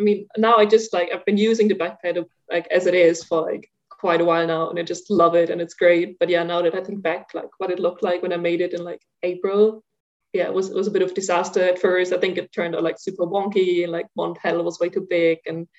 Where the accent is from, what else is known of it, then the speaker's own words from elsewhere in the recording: Germany; English is a second language; now in Zurich, Switzerland; I like walked from Zurich in Switzerland, where I live now, to my hometown in Germany, which is about 400 kilometers north of here